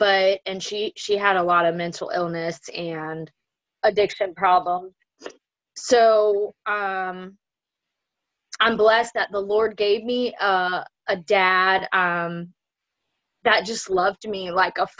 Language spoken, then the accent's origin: English; Zephyrhills, Florida, United States; I grew up right here in Zephyr Hills. My family's been here since this town has been founded